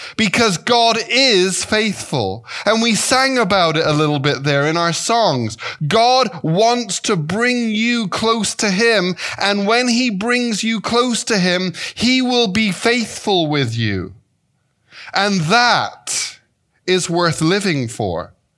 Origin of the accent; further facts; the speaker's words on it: England, United Kingdom; moved away as an adult; also born or lived in Devonshire; now in Chicago, United States; I was raised in England